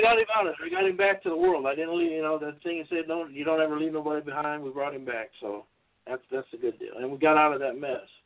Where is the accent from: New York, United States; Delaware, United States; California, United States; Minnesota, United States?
California, United States; Los Angeles; I went to North Hollywood High School. I was born in North Hollywood, California